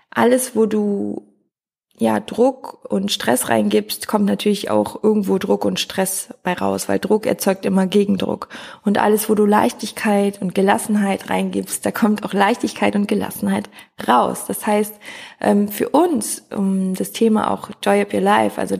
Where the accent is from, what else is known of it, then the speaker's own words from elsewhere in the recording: North Rhine-Westphalia, Germany; now in Cologne, Germany; Also wir kommen beide aus dem Oberbergischen Kreis, sind zusammen zur Schule gegangen, haben zusammen Abi gemacht